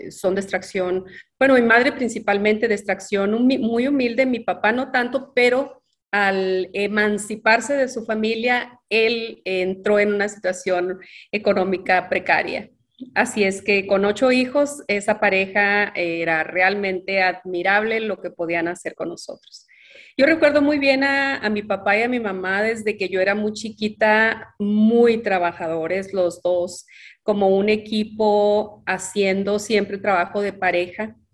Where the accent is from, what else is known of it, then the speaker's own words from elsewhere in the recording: Ciudad Juárez, Chihuahua, Mexico; also born or lived in Mexico City; y crecí principalmente en Ciudad Juárez, Chihuahua, aunque en los recorridos de mis padres, mi papá Juan y mi mamá Andrea, en algún tiempo me tocó vivir también en la Ciudad de México cuando era muy, muy pequeñita. Realmente yo nací en Ciudad Juárez